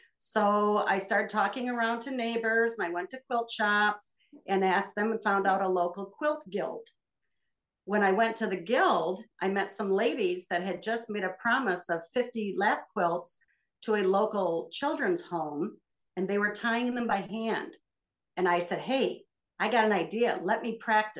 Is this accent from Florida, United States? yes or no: no; Michigan, United States; I'm from Michigan, and we live in the farmland of the thumb area